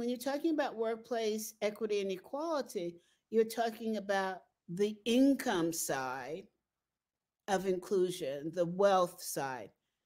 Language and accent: English; New York, United States; now in Colorado, United States; I'm a New Yorker